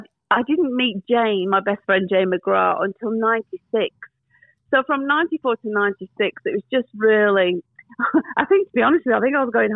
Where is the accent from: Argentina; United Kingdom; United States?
United Kingdom; Manchester, North West England; moved away as an adult; now in Australia; So I'm born in the UK in Manchester.